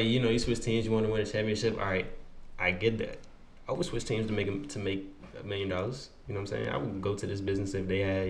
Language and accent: English; Maryland, United States; I'm from Maryland, but when I go out the country, I'm from D.C.